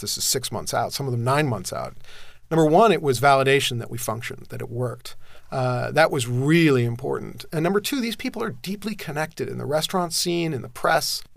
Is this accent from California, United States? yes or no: yes; Southern California, United States; I grew up in Southern California